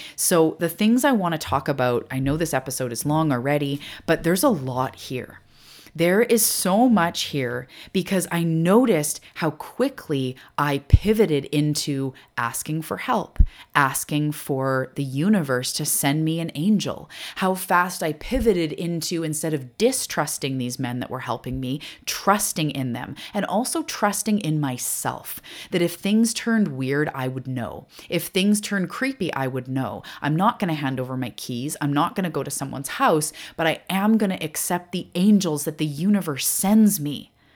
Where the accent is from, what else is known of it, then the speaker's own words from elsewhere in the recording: Cherryville, United States; moved away; I grew up in Cherryville.